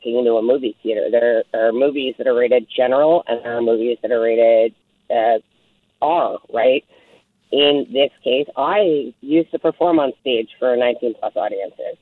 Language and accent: English; Nelson, British Columbia, Canada; I grew up in Nelson. I'm born and raised here.